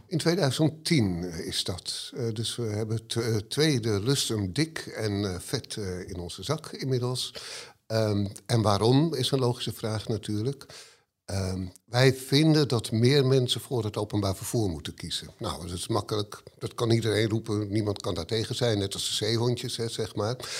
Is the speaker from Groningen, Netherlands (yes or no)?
no; Amsterdam, North Holland, Netherlands; ik ben geboren en getogen in Hartje Amsterdam